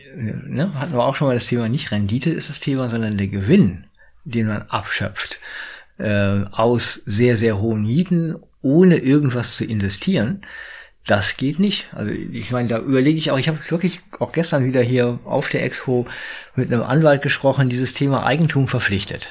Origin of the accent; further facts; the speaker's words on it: Berlin, Germany; jetzt komme ich aus Berlin.